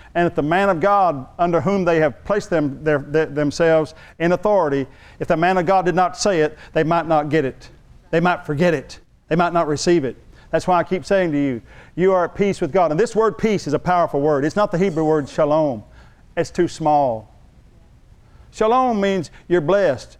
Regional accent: San Angelo, Texas, United States; I'm from West Texas

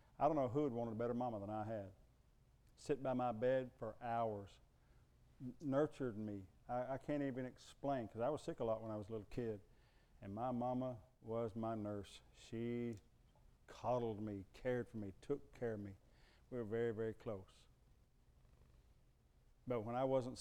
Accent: United States; I'm an American

